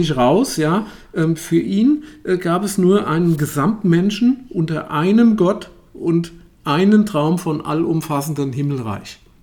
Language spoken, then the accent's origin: German; Germany; wir als, als Deutsche